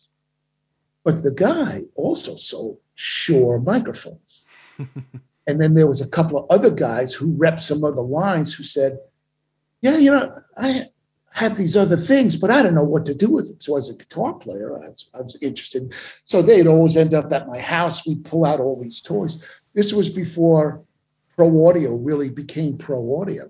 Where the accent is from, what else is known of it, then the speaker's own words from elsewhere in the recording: New York, United States; moved away as an adult; as a New Yorker with the gift of the New York street verbiage